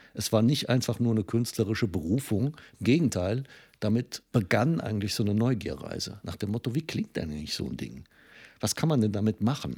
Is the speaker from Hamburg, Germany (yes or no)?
no; Trier, Rhineland-Palatinate, Germany; moved away; also born or lived in Cologne; meine Heimatstadt Trier